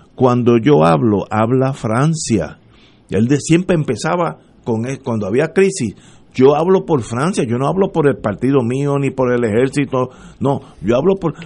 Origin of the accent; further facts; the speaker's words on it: Puerto Rico; somos puertorriqueños